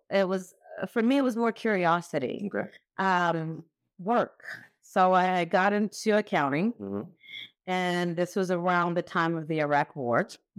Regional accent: Texas, United States; also born or lived in Kentucky; So I was actually born in Kentucky, raised in Texas by way of Nigeria. So my parents are Nigerian. I'm a first generation American.

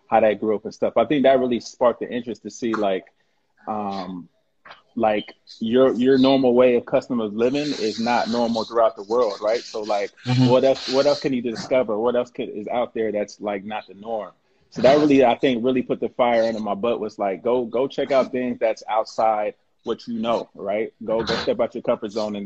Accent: Columbus, Ohio, United States; also born or lived in Ghana (ancestry); now in Seattle, United States; I'm Ghanaian from Columbus, Ohio.

